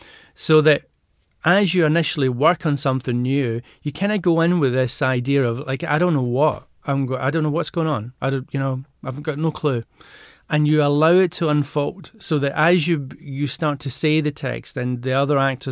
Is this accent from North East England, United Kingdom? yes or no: no; Glasgow, Scotland, United Kingdom; I was brought up in Glasgow and mum and dad were hairdressers